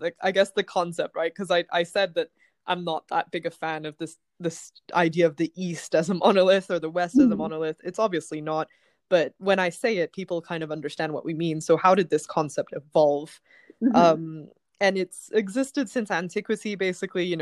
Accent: Bangkok, Thailand; moved away as an adult; now in London, United Kingdom; I grew up in Thailand, so I was born in Bangkok. I lived in Thailand until I was 18, but I went to a Western school, and I've been living in London for the last 12 years

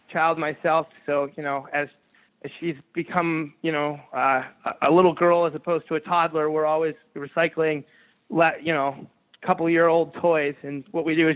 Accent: upstate New York, United States; I'm a New Yorker, a proud New Yorker. Now, I'm not from your part of New York. I'm from upstate

